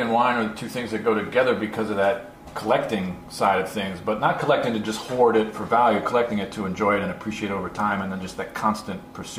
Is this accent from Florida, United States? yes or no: no; New York City, New York, United States; So I'm growing up in Queens in the early 80s.